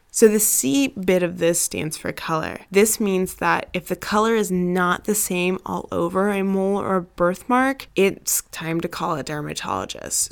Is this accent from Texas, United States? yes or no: no; Arizona, United States; I grew up in Arizona, the devil's armpit when it comes to heat and sunshiny days